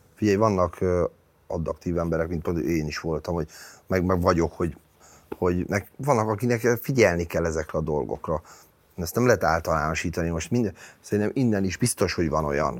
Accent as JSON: {"language": "Hungarian", "region": "Budapest", "country": "Hungary", "tie": "born or raised there", "said": "Én a világon is új Újpest szurkoló vagyok. Az az enyém, ott nőttem föl"}